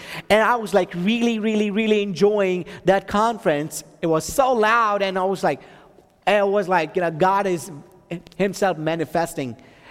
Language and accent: English; Texas, United States; She's from North Carolina, and then I'm from Texas.